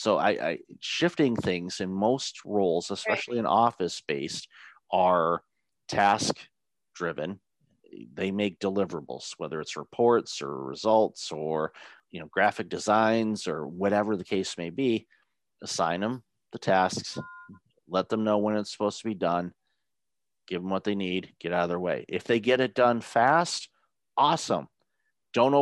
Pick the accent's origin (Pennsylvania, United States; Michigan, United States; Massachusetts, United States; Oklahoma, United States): Michigan, United States; Detroit; I grew up in Detroit